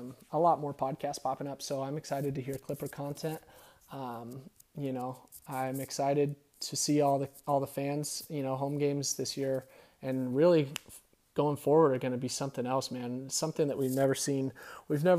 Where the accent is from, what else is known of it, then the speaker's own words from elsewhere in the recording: Riverside, California, United States; It feels cool to rep someone from my hometown